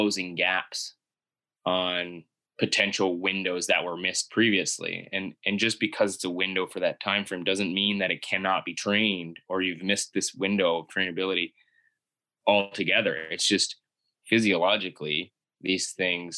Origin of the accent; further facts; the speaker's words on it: Miramichi, New Brunswick, Canada; my hometown, Miramichi, is a small town